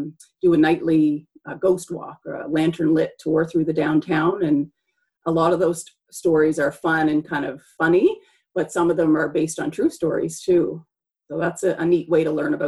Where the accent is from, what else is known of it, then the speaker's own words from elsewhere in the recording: New Brunswick, Canada; also born or lived in Saint John, New Brunswick; now in Fredericton, Canada; I'm from New Brunswick. My family lives in St. John. I came here to university and I've just never left